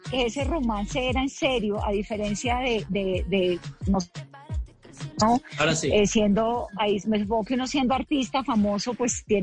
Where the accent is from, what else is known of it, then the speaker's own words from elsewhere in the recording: Colombia; Eso es pura maña de colombiana, así somos los colombianos.